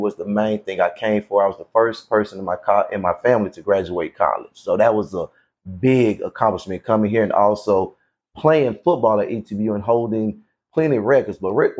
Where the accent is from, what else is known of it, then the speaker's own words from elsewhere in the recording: Daytona Beach, Florida, United States; moved away; I'm from Daytona Beach, Florida.